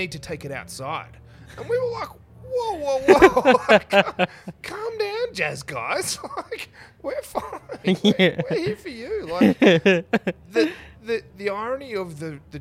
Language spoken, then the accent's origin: English; Canberra, Australian Capital Territory, Australia; moved away as an adult; also born or lived in Central West, New South Wales; here, went through school